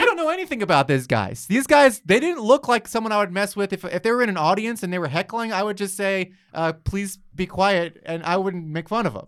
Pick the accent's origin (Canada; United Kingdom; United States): United States; New York; moved away as an adult; now in Los Angeles, United States; I'm not from L A. I'm from New York